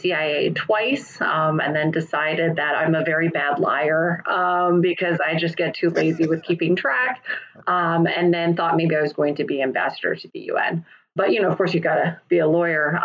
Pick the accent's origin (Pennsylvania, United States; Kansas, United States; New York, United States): Kansas, United States; I'm first generation Taiwanese. So when my parents came over in the late 70s, I was born here. I was born in Kansas